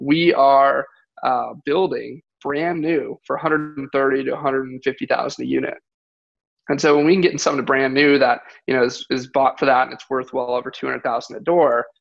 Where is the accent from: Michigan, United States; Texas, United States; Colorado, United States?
Michigan, United States; moved away; I'm from Michigan